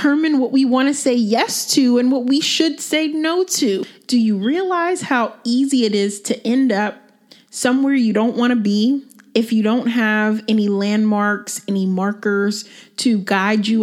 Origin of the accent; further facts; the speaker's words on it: Myrtle Beach, South Carolina, United States; also born or lived in Pennsylvania; I'm actually originally from Myrtle Beach, South Carolina. Well, that's where I grew up. I was born in Pennsylvania, but I spent half of my life in Myrtle Beach